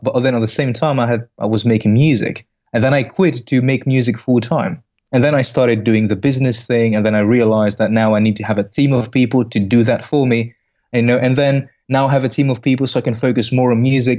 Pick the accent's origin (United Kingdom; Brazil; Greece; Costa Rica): Greece; moved away as an adult; also born or lived in Belgium; originally, I'm from Greece.